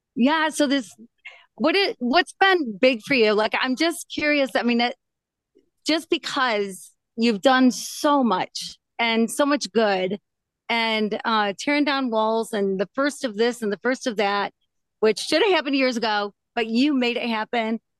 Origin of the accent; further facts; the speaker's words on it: Michigan, United States; I'm from Michigan, Midwestern